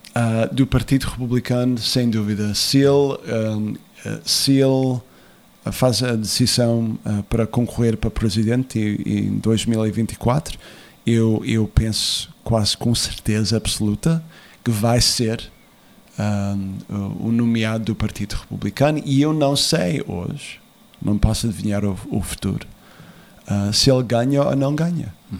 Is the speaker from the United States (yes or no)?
yes; United States; also born or lived in Azores; eu nasci nos Estados Unidos